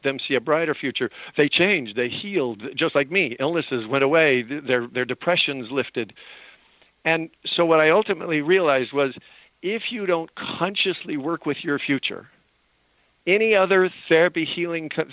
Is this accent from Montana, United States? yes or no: yes; Utah and Montana, United States; moved away; I grew up in Utah and Montana.